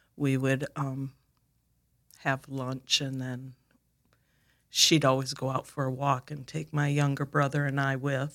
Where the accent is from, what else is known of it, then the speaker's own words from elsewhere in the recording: Watertown, South Dakota, United States; now in Sioux Falls, United States; I was born in Watertown